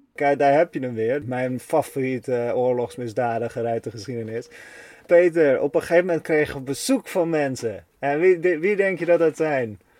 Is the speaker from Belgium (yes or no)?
no; Netherlands